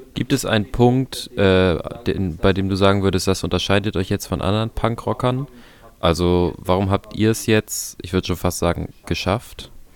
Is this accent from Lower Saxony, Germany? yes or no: no; Hamburg, Germany; als Hamburger